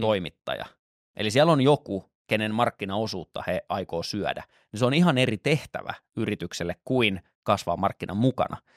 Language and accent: Finnish; Lahti, Päijät-Häme, Finland; moved away; koska olen Lahdesta kotoisin